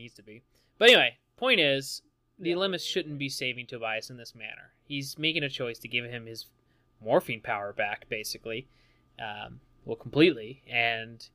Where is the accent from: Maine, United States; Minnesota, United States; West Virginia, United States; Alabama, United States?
West Virginia, United States; I'm from West Virginia